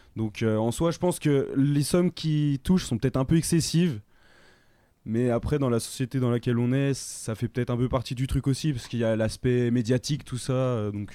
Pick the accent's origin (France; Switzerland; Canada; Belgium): France; chez nous en France